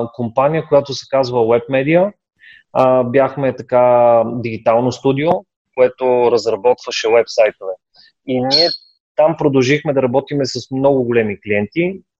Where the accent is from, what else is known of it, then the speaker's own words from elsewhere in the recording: Bulgaria; аз съм горд, първо, че съм българин